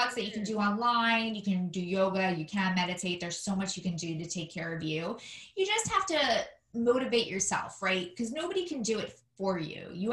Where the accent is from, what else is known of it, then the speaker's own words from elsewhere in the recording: New York City, New York, United States; now in Washington, D.C., United States; I'm also a fellow New Yorker. I'm from Staten Island, not as nice as Brooklyn